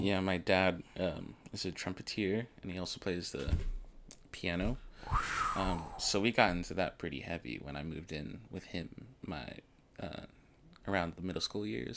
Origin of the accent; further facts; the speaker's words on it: Elizabeth City, North Carolina, United States; also born or lived in Washington, D.C. / New York / Baltimore / Virginia; I grew up in Elizabeth City, North Carolina